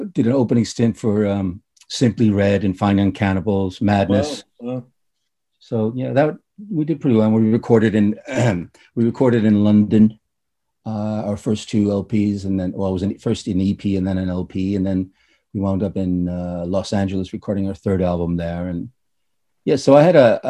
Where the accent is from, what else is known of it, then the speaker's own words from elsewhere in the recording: Reykjavik, Capital Region, Iceland; also born or lived in United States / Ireland; now in Denmark; born and raised in Reykjavik, Iceland